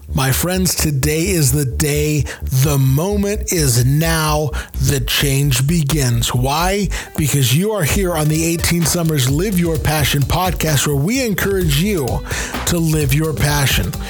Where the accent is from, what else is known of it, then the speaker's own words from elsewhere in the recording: United States; we Americans